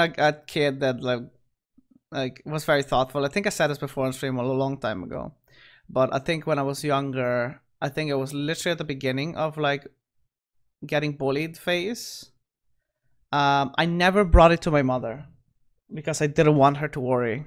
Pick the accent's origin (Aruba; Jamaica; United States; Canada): Aruba; also born or lived in Caracas, Venezuela; I actually grew up on that island.